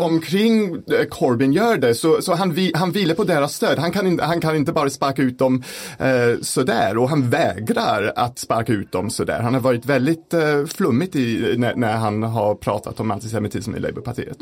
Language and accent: Swedish; United Kingdom; now in Sweden; hemma i Storbritannien